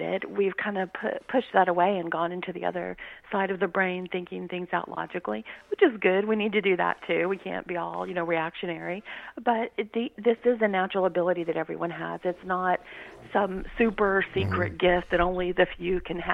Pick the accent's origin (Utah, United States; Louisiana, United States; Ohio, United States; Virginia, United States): Louisiana, United States; He was a state trooper where I grew up in Louisiana.